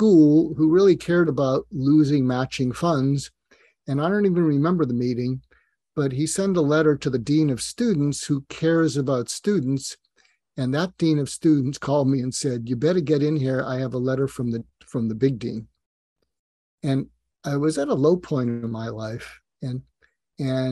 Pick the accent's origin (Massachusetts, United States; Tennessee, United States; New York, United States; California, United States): Massachusetts, United States; Newton; moved away as an adult; I grew up just outside of Boston, Massachusetts, and in a suburb called Newton, Massachusetts